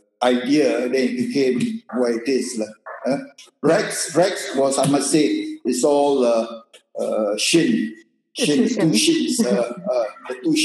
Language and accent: English; Malaysia; moved away; I'm just a Malaysian